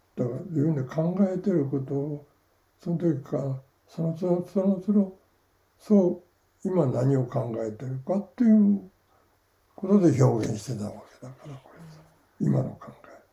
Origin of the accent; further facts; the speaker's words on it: Fukuoka, Japan; 福岡だから生まれ育ちが